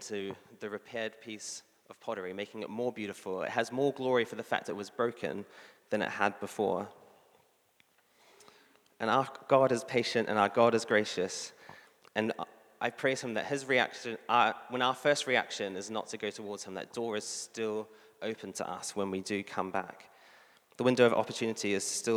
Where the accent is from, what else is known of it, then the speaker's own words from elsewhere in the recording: New Zealand; I'm a New Zealander